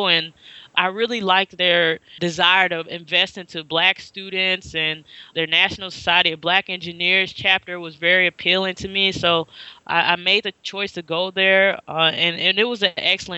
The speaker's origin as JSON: {"language": "English", "town": "St. Louis", "region": "Missouri", "country": "United States", "also_born_or_lived": "Nashville", "moved": "as an adult", "lives_now": "Chicago, United States", "said": "I'm from St. Louis originally"}